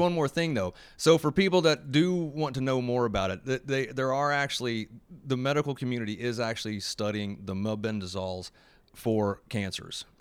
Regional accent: Oklahoma, United States; I'm from Oklahoma

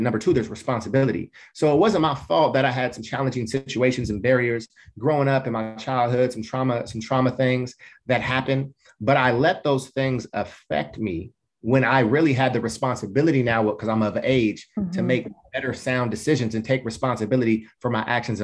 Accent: Portland, United States; I grew up in Black culture in inner city Portland

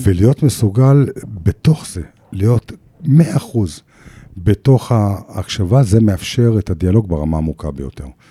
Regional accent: Jerusalem, Jerusalem District, Israel; בירושלים, אימא שלי מכינה, היא באה מעבודה, מכינה ארוחת צהריים, ואנחנו מדברים. עכשיו, היא, היא, וגדלתי בבית נהדר וחם ונורמטיבי

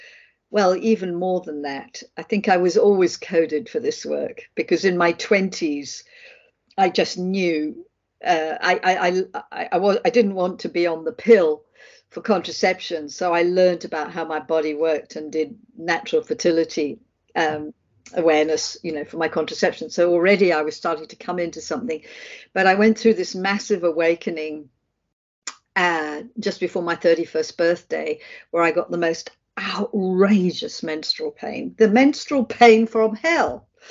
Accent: England, United Kingdom; accent: Australian; moved away as an adult; now in Australia; I'm actually English, but then I moved to Australia when I was 30 and became Australian. I have an Australian passport and I have a bit of an Australian accent still.

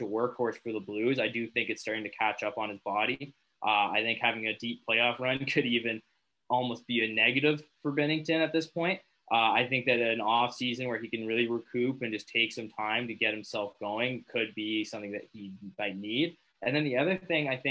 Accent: Owen Sound, Ontario, Canada; my hometown, Owen Sound

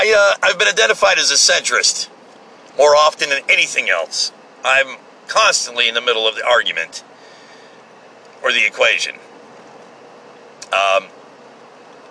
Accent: United States; I'm just a blue-collar, hard-working American

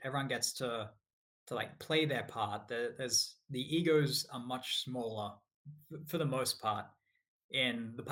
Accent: Australia; moved away as an adult; also born or lived in United States; now in Scotland, United Kingdom; I'm from Australia. So I grew up in Australia, moved to the US to work for Microsoft about 8

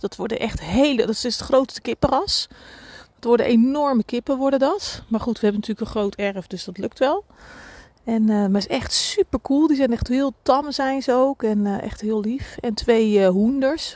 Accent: Reeuwijk, South Holland, Netherlands; ik ben in Reewijk geboren, getogen en even weggegaan en weer teruggegaan

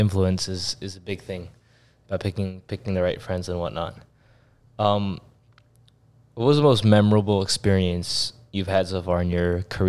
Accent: Los Angeles, California, United States; also born or lived in Arizona; now in Miami, United States; I just moved to Miami, like, you know, about a month ago, month and a half ago. I was in Arizona before that, and I'm originally from Los Angeles.

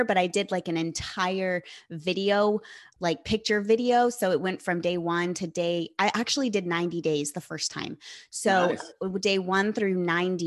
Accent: California, United States; I'm from California

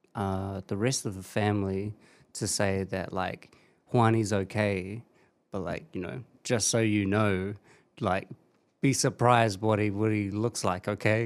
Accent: the Hutt, Wellington, New Zealand; yeah, that's my hometown.

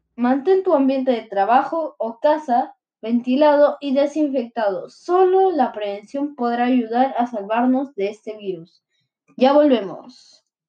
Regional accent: Peru

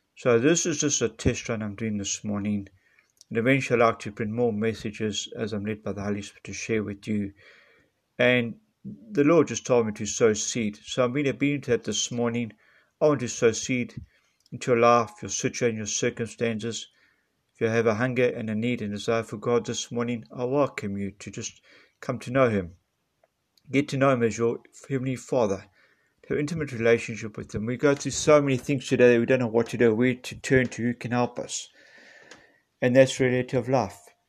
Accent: Nelspruit, Mpumalanga, South Africa; I'm from Nelspruit, Mpumalanga, South Africa

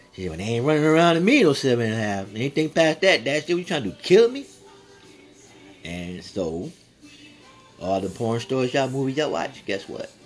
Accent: San Antonio, Texas, United States; I'm from Texas, live from Texas, San Antonio

